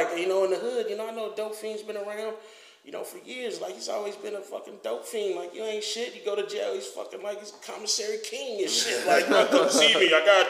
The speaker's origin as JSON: {"language": "English", "town": "Richmond", "region": "California", "country": "United States", "said": "I said, \"I'm from Richmond.\""}